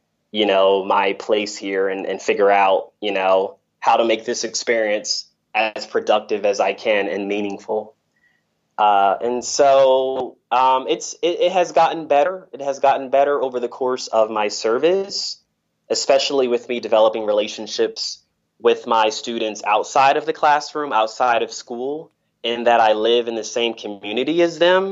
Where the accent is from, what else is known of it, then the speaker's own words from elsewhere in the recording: Delaware, United States; moved away as an adult; also born or lived in Macedonia; now in North Macedonia; in my hometown, which is Delaware